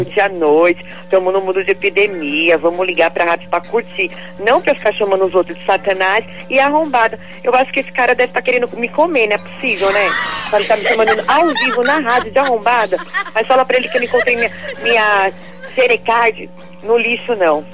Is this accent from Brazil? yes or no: yes; Varginha, Minas Gerais, Brazil; Eu sou de Varginha, Minas Gerais.